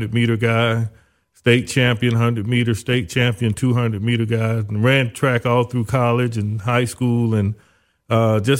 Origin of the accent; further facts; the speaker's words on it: Zellwood, Florida, United States; moved away as an adult; also born or lived in Orlando, Florida / Tallahassee, Florida / Miami, Florida; my parents lived in a little small town called Zellwood. Very few people there. It was a community that was a migrant community known for farming. One of the things that Zellwood, Florida, was famous for was corn. We had a corn festival every May that people would come from all over the country to come be a part of. So I grew up there in that area.